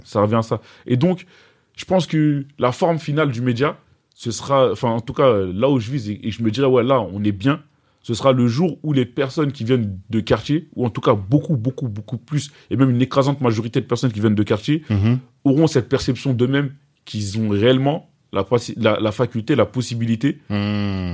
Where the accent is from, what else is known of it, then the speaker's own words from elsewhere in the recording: Gennevilliers, Île-de-France, France; also born or lived in Bamako, Mali; d'où je viens, je viens de Gennevilliers. Donc j'ai grandi cité du lutte.